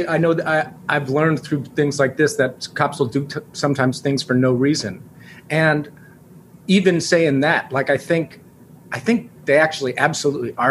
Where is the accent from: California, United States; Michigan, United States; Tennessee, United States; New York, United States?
New York, United States; I grew up in New York in a place with a lot of people